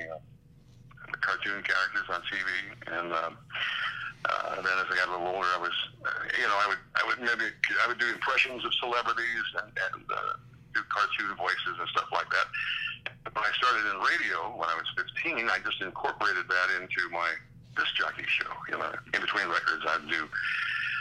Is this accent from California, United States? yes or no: no; Pekin, Illinois, United States; moved away as an adult; also born or lived in Peoria, Illinois / Fort Wayne, Indiana / Cleveland / Chicago; now in New York, United States; back in my hometown, Peoria, Illinois. I'm actually from a town across the river called Pekin, Illinois